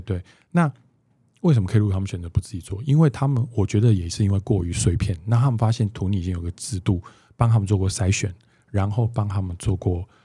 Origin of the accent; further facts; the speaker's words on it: Taipei, Taiwan; 我是一个台北人